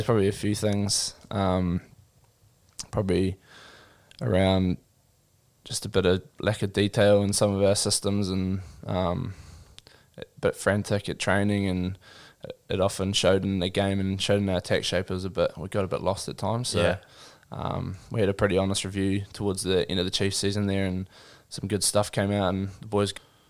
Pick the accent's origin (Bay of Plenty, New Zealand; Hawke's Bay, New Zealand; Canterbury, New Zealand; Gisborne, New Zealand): Gisborne, New Zealand; also born or lived in Auckland; So I was born in Auckland, but at the time my parents were living in Gisborne.